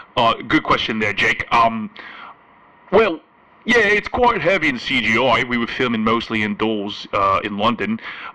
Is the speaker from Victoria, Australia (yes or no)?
yes; Melbourne, Victoria, Australia; growing up in Melbourne, Australia, you know, in the 80s … was a teacher.